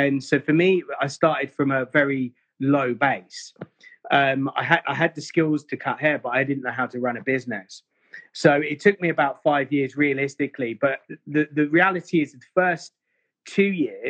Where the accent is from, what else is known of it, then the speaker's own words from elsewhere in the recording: Bedford, East of England, United Kingdom; accent: English; moved away as an adult; also born or lived in Mayfair, London; when I come from Bedford, I was very street